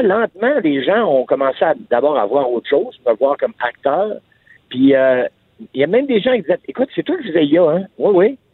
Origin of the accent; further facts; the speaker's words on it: Quebec, Canada; j'ai dit Québécois